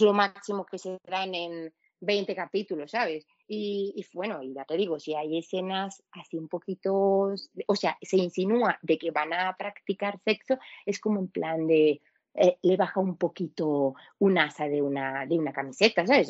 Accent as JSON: {"language": "Spanish", "country": "Venezuela", "tie": "born or raised there", "moved": "yes", "lives_now": "Spain", "said": "yo soy latina, yo me crié en el país de las telenovelas"}